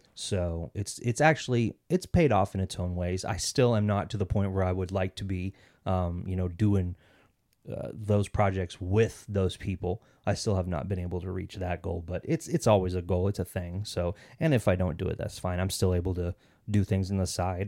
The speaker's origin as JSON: {"language": "English", "town": "Kansas City", "region": "Kansas", "country": "United States", "tie": "born or raised there", "moved": "as an adult", "lives_now": "Arizona, United States", "said": "I actually grew up in Kansas City, Kansas City, Kansas, um, 'cause there's two Kansas cities"}